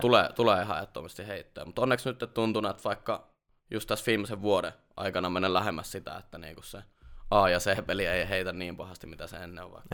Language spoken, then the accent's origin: Finnish; Jyväskylä, Central Finland, Finland; Mä oon tota Jyväskylästä lähtöisin ja vieläkin tota, asun siellä ihan palisjalkainen Jyväskyläläinen. Et, 30 a... vuotta melkein kohta mennyt siellä.